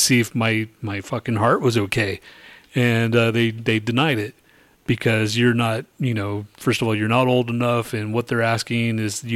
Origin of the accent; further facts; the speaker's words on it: New Mexico, United States; it's my home state